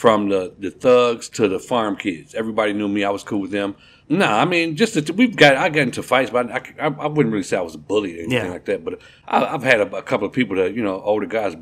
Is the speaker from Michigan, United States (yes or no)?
no; Kankakee, Illinois, United States; moved away as an adult; now in Texas, United States; I'm originally from Kankakee, Illinois. Small town outside of Chicago, about 45 minutes south of Chicago, Illinois. Born and raised there.